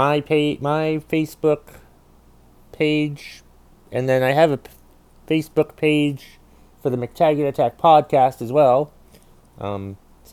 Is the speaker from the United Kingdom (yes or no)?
no; Vermont, United States; I'm a comedian from Vermont